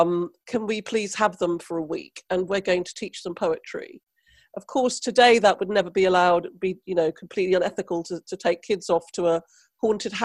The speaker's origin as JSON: {"language": "English", "country": "Trinidad & Tobago", "moved": "yes", "lives_now": "United Kingdom", "said": "I come from the West Indies, Trinidad, where there's no art provision for nobody ever"}